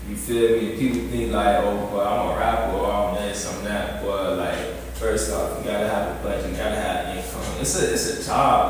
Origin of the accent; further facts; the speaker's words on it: Homestead, Florida, United States; now in Miami, United States; I'm from down there too